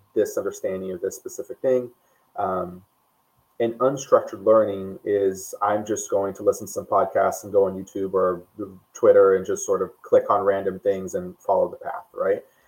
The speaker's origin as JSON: {"language": "English", "country": "Brazil", "tie": "born or raised there", "also_born_or_lived": "United States", "moved": "as an adult", "said": "I, I grew up in Brazil. Um, I moved to the U.S. for college."}